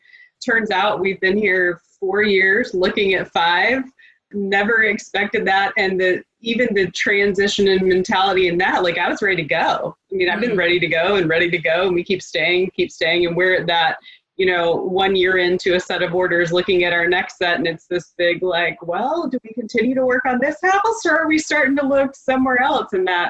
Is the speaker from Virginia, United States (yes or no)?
yes; Virginia Beach, Virginia, United States; now in West Coast, United States; I'm from the East Coast. I'm from Virginia Beach. And so mm-hmm. my whole family's there. We're on the West Coast.